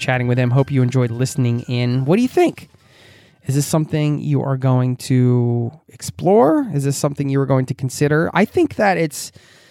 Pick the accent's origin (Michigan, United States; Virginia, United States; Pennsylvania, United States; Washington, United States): Pennsylvania, United States; outside of Philadelphia; I grew up outside of Philadelphia